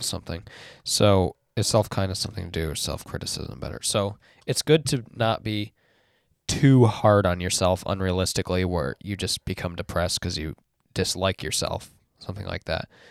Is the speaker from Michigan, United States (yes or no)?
yes; West Michigan, United States; I grew up in West Michigan as well